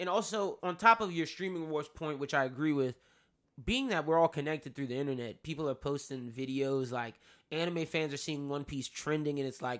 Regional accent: New York, United States; I'm New Yorker.

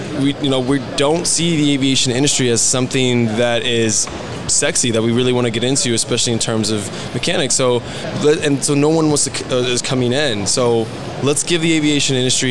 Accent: Detroit, Michigan, United States; moved away as an adult; also born or lived in Arizona; I'm originally from Detroit. I was born in Michigan, and I lived there for about 14 years before I ultimately moved to Arizona to attend college

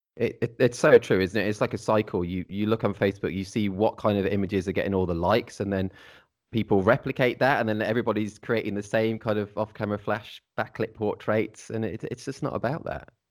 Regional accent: Midlands, United Kingdom; I'm, I'm from the Midlands as well

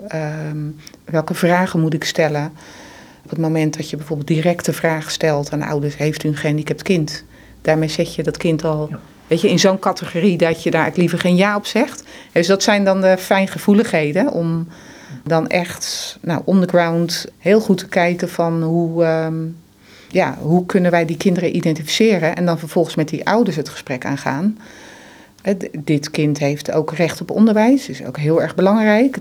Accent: Netherlands; wij als Nederlanders

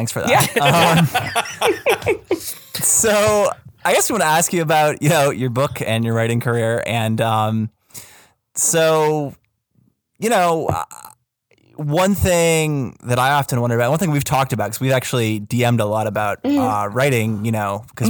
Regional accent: Canada; Teach me how to say I'm a Canadian.

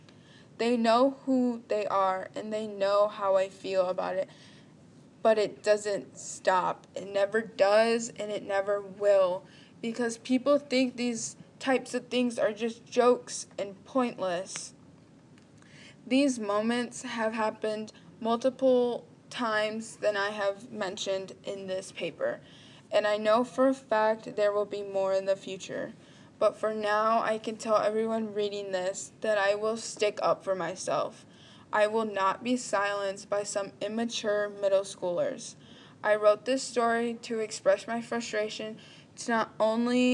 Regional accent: Texas, United States; I am pure Mexican. I was born and raised in Texas.

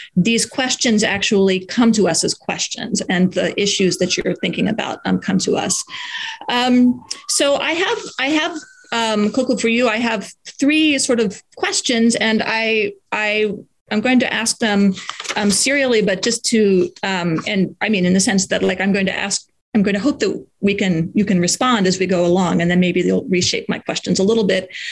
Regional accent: United States; speaking as an American in an American context

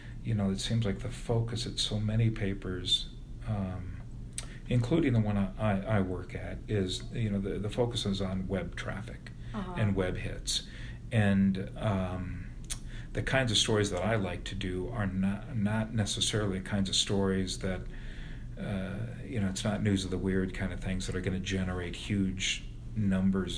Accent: Bettendorf, Iowa, United States; now in Des Moines, United States; got a job as a reporter at my hometown paper, the Bettendorf News

